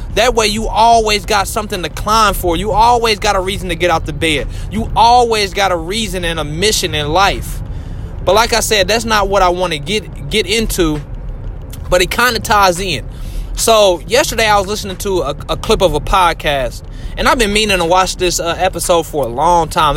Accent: Indianapolis, Indiana, United States; I'm from Indianapolis.

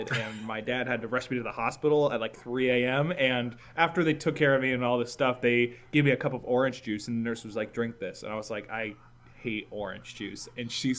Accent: Massachusetts, United States; I'm from Massachusetts, man. The fruit of the state. We got cranberry bogs left, right, and center.

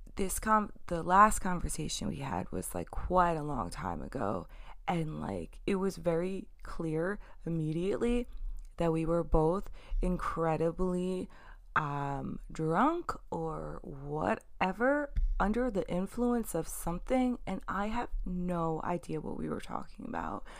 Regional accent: New York, United States; I'm from New York.

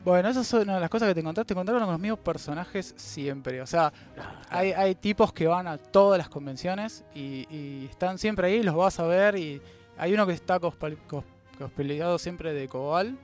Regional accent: Argentina; somos de, Argentina

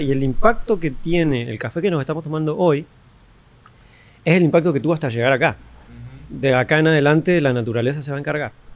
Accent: Argentina; also born or lived in Colombia; now in Panama; yo soy de Argentina, me encanta Argentina, amo mi país, que ni es mío, pero lo amo, amo la gente, amo cómo crecí

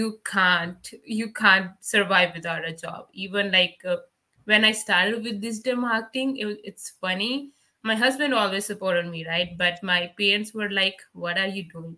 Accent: Punjab, India; English is a second language; moved away as an adult; now in Canada; back home in India

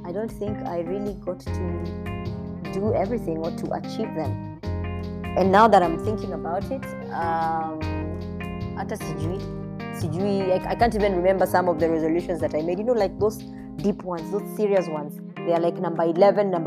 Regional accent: Kenya

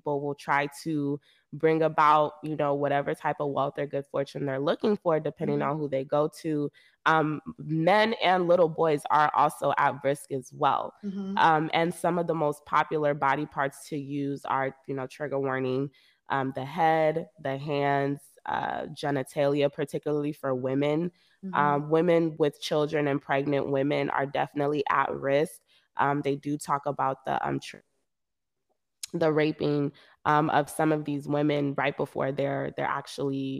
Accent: Nigeria; we as Nigerian people, Yoruba people especially, we speak in parables

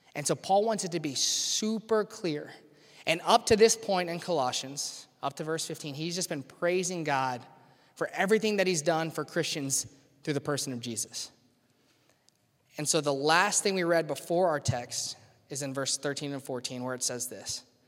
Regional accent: Louisiana, United States; now in Cincinnati, United States; I grew up in Louisiana

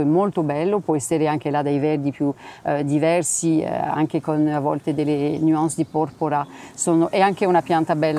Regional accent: France; Italian is a second language; moved away as an adult; now in Castel Ruggero, Italy; sono, sono francese eh, e vivo a, sono arrivata qui a Castelluggero nel, nell'83

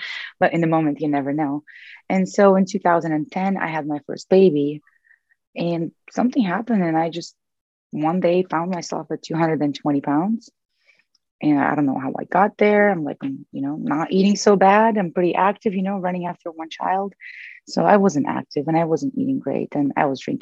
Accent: Russia; moved away as an adult; now in United States; So I moved to the US from Russia when I was 21.

